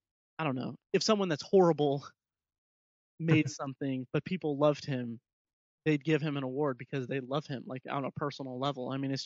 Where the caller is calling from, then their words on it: Speedway, Indiana, United States; I'm talking here from Speedway, Indiana, so I have no idea how Hollywood works